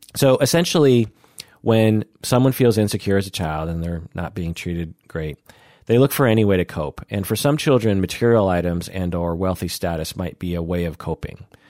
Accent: Seattle, Washington, United States; I grew up in Seattle

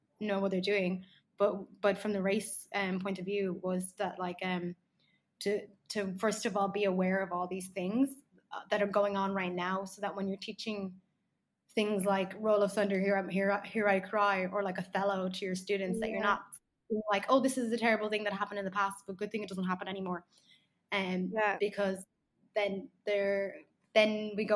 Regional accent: Ireland; I grew up in Ireland.

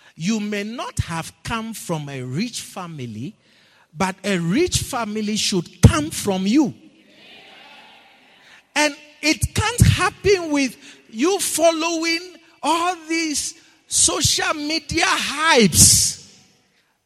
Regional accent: Ghana; moved away; where I come from

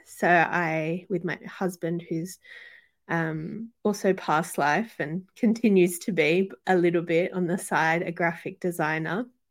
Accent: Sydney, New South Wales, Australia; both my parents are Chilean, so South American um, and I was born and raised in Sydney, particularly Western Sydney

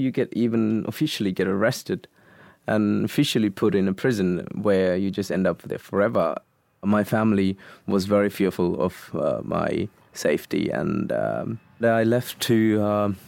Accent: Kayts, Northern Province, Sri Lanka; moved away as an adult; now in Perth, Australia; I'm a Tamil from Tamil Eelam in Ceylon. I came as a refugee to Australia 4 years ago. Now I'm settled in Perth. I was born in an island village called Kites

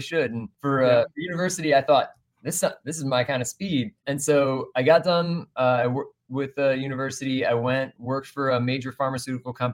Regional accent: Texas, United States; we're from Texas

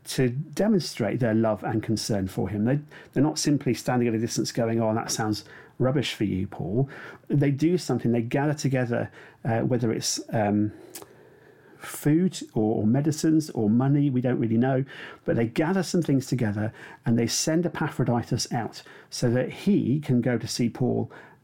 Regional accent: United Kingdom; we're British

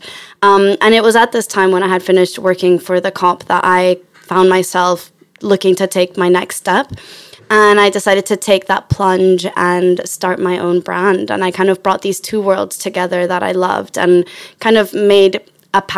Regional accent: Chile; now in London, United Kingdom; I'm from Chile, live in London.

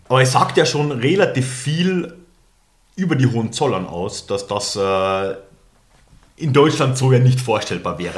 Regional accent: Austria; moved away as an adult; also born or lived in Germany; als Österreicher

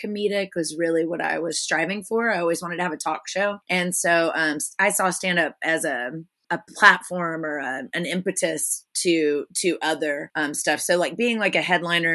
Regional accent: Houston, Texas, United States; also born or lived in San Marcos, Texas / Austin, Texas / Philadelphia / New Orleans; I was born in Houston, moved around quite a bit as a small child, mostly due to poverty, and then ended up in Houston in fourth grade fourth through 12th grade, I was there.

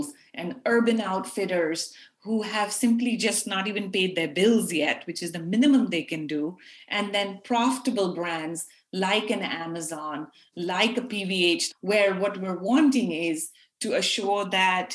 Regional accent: Pakistan; As South Asian women, I grew up in Pakistan

